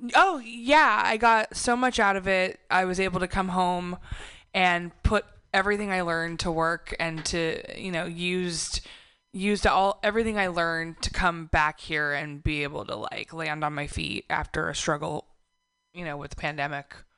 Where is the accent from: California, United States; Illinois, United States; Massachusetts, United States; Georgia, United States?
California, United States; Belmont; moved away as an adult; also born or lived in New York / San Francisco; I'm from here. I was raised in Belmont, and I went away to um, New York for about ten years to pursue some opportunities there. And the pandemic brought me home, and I'm back in San Francisco